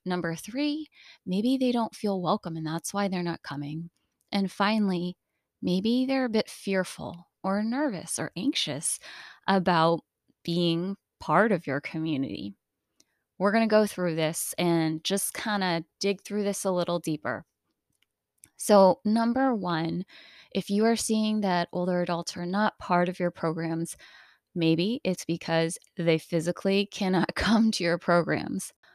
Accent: United States; Being Asian American

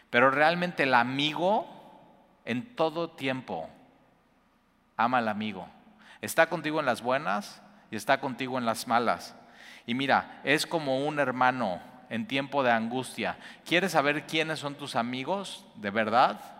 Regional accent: Cuernavaca, Morelos, Mexico; now in Veracruz, Mexico; Y yo vengo de Cuernavaca, llegamos más o menos así juntos.

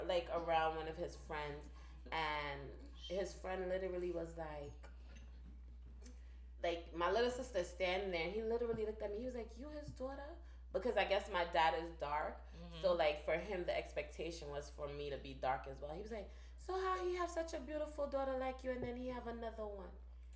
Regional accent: Jamaica; accent: Jamaican; I'm Jamaican, and I come from a family where we're really, like, mixed, like, as far as, like, the color spectrum.

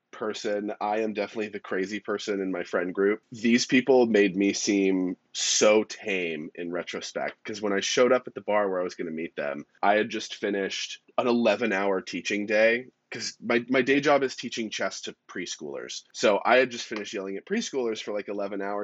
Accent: California, United States; moved away; also born or lived in New York City; I lived in New York for 10 years and I grew up in California

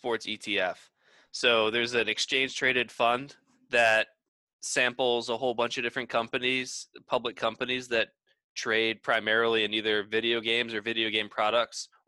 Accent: the North, United States; now in the South, United States; I'm from the North

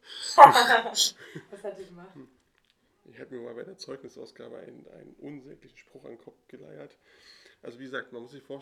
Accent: East Germany, Germany; ich komme aus dem Osten, also wir

